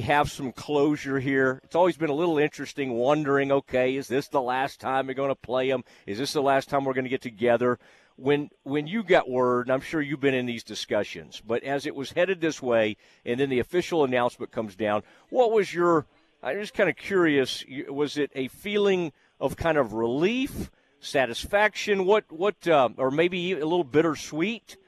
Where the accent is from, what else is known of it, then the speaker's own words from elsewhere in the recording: Kaufman County, Texas, United States; I am from Kaufman County